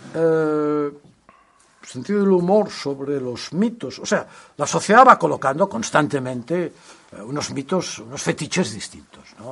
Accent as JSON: {"language": "Spanish", "region": "Catalonia", "country": "Spain", "said": "los que somos catalanes lo hemos vivido"}